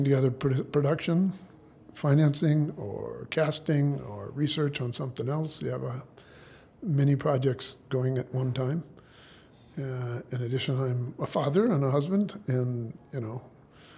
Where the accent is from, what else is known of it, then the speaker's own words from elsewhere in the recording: Southern California, United States; I grew up in Southern California